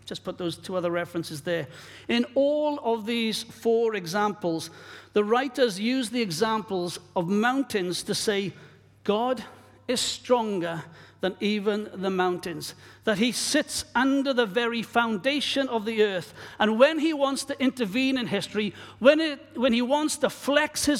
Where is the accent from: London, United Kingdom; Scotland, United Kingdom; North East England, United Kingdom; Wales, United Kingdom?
Wales, United Kingdom; moved away; my own country of Wales, my home country